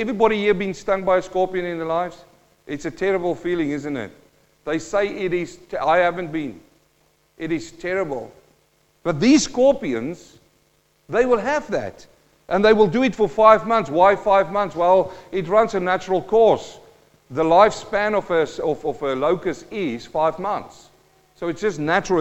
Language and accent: English; Western Transvaal, South Africa; also born or lived in New Zealand; now in Australia; I'm a boy from the Western Transvaal in South Africa.